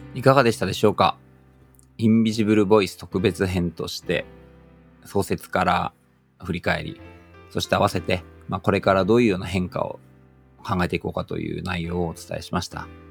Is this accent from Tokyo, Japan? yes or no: yes; Tokyo, Japan; 自分が住んでる東京、なんか生まれたとこの東京